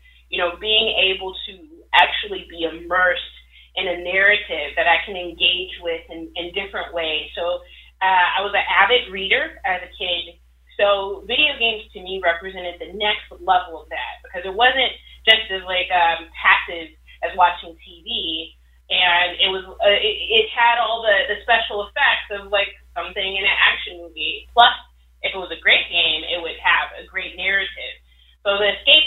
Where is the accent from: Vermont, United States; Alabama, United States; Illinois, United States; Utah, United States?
Illinois, United States; Chicago; I grew up on the south side of Chicago